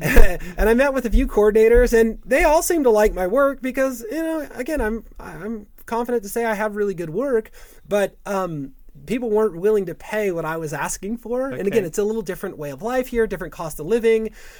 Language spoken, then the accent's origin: English; California, United States; now in St. Louis, United States; when I moved to St. Louis and a few years ago, like, you know, I came from Southern California, which is a big market.